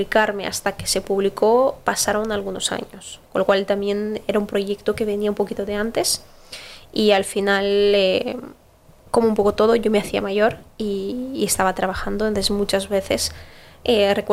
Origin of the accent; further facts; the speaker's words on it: Basque Country, Spain; also born or lived in Brazil; yo digo, yo soy vasca, o sea, yo nací en Brasil y también soy brasileña, pero yo soy vasca.